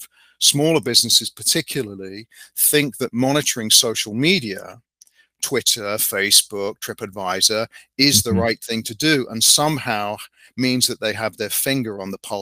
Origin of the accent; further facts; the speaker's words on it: United Kingdom; being the Brit